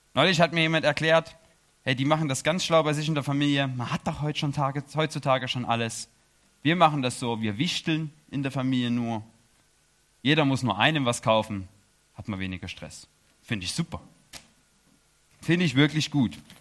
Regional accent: Chemnitz, Saxony, Germany; moved away as an adult; also born or lived in Erzgebirge; now in Switzerland; ich komme aus Chemnitz.

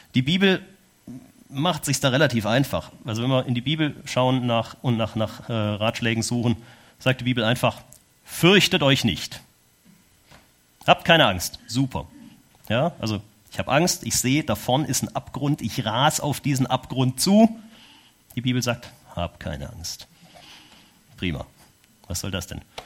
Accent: Germany; moved away as an adult; now in Switzerland; Weil ich Deutscher bin

